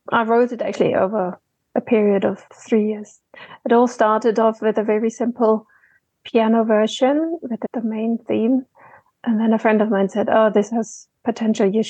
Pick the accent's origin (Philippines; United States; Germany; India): Germany; Between Dresden and Berlin you know, Russia, not just what we know of Russia today, there were all these satellite uh, countries around it.